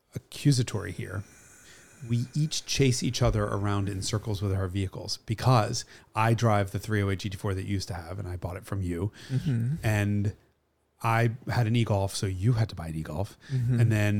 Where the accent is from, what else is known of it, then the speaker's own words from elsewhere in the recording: New York, United States; I'm like, there are no Jews in Kentucky. Like, because I'm from New York and they're all in New York and Boca.